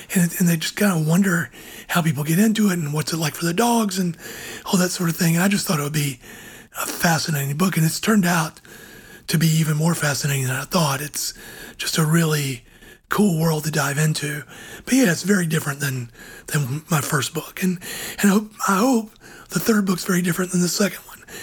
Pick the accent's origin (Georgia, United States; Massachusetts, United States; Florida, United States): Georgia, United States; my home state of Georgia